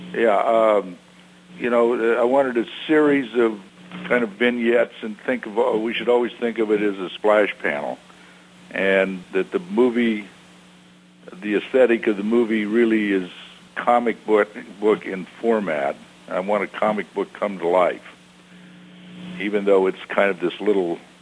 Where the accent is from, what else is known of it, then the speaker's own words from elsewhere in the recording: Long Beach, California, United States; I grew up in Long Beach, California